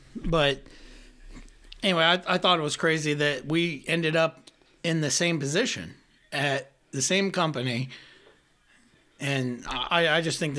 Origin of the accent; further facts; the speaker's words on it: Southeast Ohio, United States; So we both started Southeast Ohio.